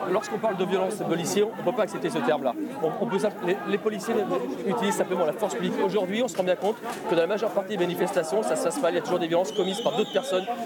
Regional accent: Nouvelle-Aquitaine, France; Chez moi, en Corrèze, il y a des pommiers qui sont des pommiers qui sont pas très grande qualité

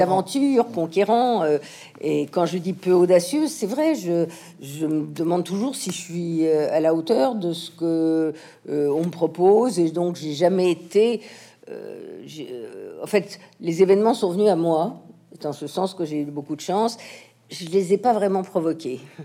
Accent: France; also born or lived in United States; toutes mes racines sont françaises, mon éducation euh, euh, mais mon amour de la littérature, euh, mes, mes connaissances, mais voilà, toute ma vie s'est passée ici en France

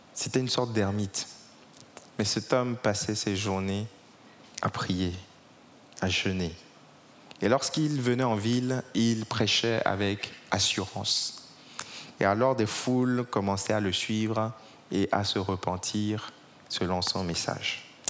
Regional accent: Togo; now in Paris, France; J'ai grandi au Togo, je suis d'origine togolaise

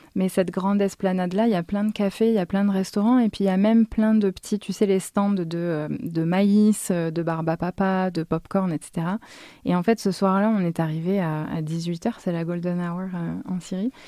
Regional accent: France; moved away as an adult; also born or lived in Egypt; now in Damascus, Syria; je suis française

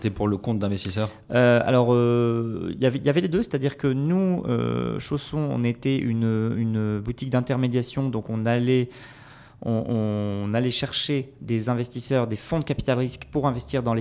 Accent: south-west France, France; now in Lille, France; alors je suis un Lillois d'adoption depuis, euh, depuis 5-6 ans. à la base, je suis du sud-ouest de la France, mais j'ai beaucoup bougé

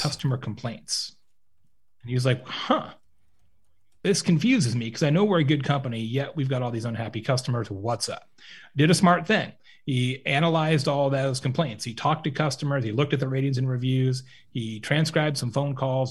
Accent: Lake Havasu City, Arizona, United States; also born or lived in Tucson, Arizona; I grew up in Lake Havasu City, Arizona, which is on the Arizona-California border, small town in the desert

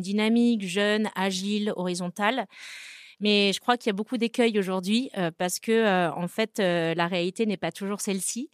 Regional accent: Brittany, France; moved away; also born or lived in Rennes; Je suis bretonne

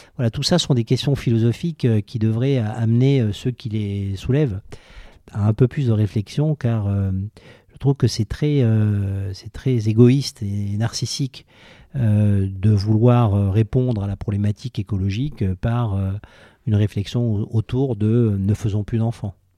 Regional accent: Toulouse, Occitania, France; now in Paris, France; je suis né à Toulouse

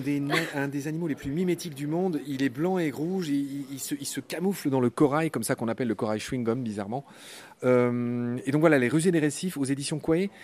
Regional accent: Nancy, Grand Est, France; Nancy est la plus belle ville du monde puisque c'est la ville où j'ai grandi

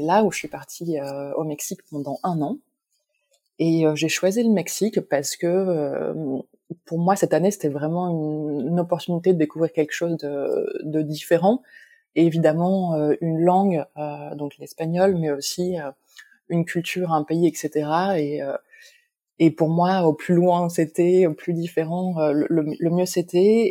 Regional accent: Lille, Hauts-de-France, France; moved away as an adult; also born or lived in Mexico; now in Paris, France; je suis originaire de Lille, de France

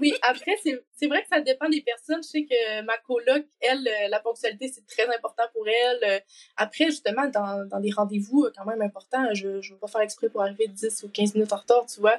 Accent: Quebec, Canada; accent: Québécois; moved away as an adult; now in Lille, France; quand on est québécois

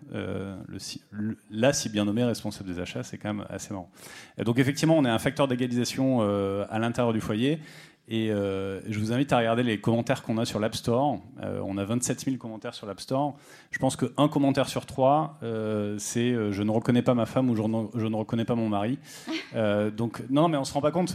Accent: Rodez, Occitania, France; je viens de Rodez

